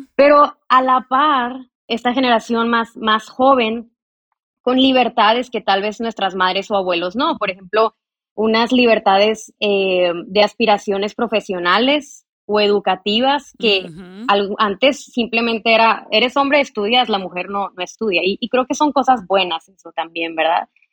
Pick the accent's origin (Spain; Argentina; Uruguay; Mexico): Mexico; yo soy de México, nací en México, vivo en México